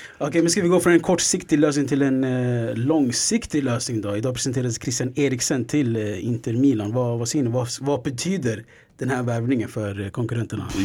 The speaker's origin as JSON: {"language": "Swedish", "country": "Sweden", "said": "vi är svenskar"}